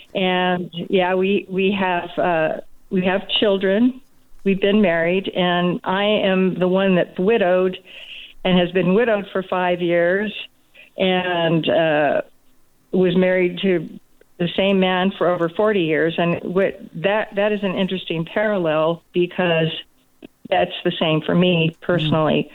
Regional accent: Southern California, United States; moved away as an adult; also born or lived in Maryland; I grew up in Southern California

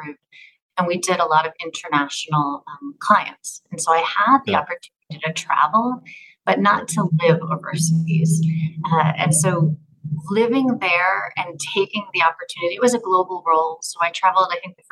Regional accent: United States; also born or lived in Florida / Switzerland; As an American

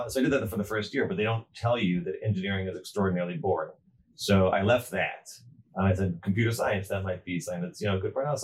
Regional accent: Atlanta, Georgia, United States; also born or lived in Montreal / Providence / Brooklyn / Jerusalem; now in Baltimore, United States; I was born in Montreal. I went to Atlanta for high school. Then I was in Providence and Brooklyn, Jerusalem, Passaic, and here in Baltimore.

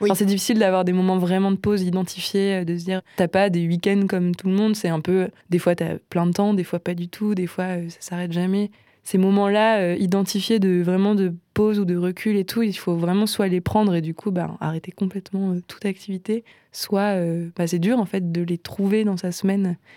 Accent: Nancy, Grand Est, France; moved away as an adult; now in Strasbourg, France; j'ai grandi à Nancy

